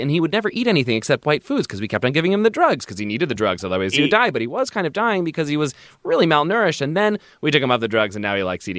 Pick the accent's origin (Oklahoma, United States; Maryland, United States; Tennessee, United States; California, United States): Maryland, United States; Baltimore; the suburb of Baltimore that I grew up in.